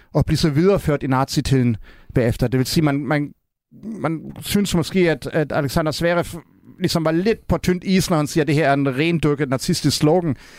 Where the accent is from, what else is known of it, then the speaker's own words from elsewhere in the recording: Berlin, Germany; Danish is a second language; now in Denmark; i Vestberlin, hvor jeg er opvokset